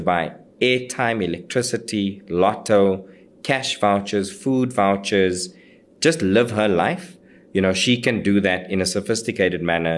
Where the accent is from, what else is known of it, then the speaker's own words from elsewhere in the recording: Johannesburg, Gauteng, South Africa; I grew up in El Dorado Park